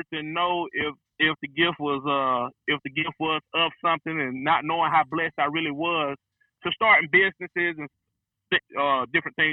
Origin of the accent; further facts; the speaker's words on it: Rome, Georgia, United States; I'm from Rome, Georgia. grew up in East Rome. Then we moved to North Rome